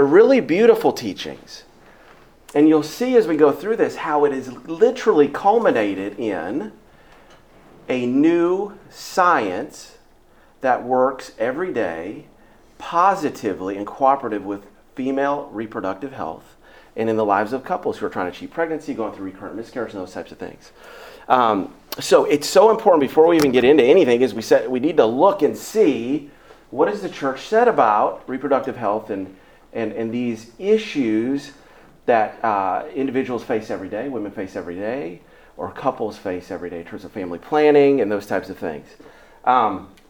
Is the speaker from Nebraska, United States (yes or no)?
yes; Omaha, Nebraska, United States; now in Houston, United States; So I grew up in Omaha, literally grew up licking envelopes at the Institute